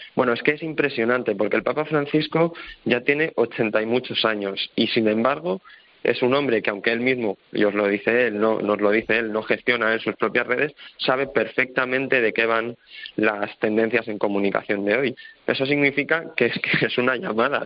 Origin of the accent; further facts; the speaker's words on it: Leganés, Community of Madrid, Spain; yo soy de Madrid y que también he vivido la Iglesia en Madrid eh, desde bien pequeño, eh, en Getafe también, porque yo soy de Leganés